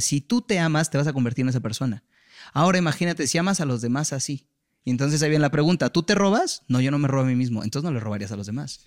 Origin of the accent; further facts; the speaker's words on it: Mexico; Nací en México, en una familia que no tuvo las capacidades de mandarme a una universidad en Estados